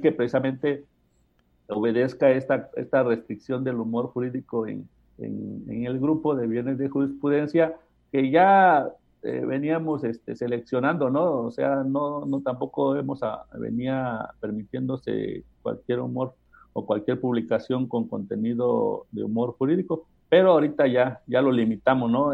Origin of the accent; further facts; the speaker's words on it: Mexico; todos los mexicanos sabemos muchas groserías.